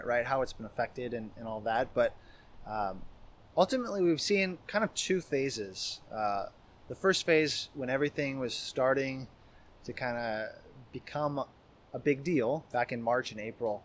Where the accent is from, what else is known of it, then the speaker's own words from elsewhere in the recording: Idaho, United States; now in Seattle, United States; I grew up in Idaho and came out here for school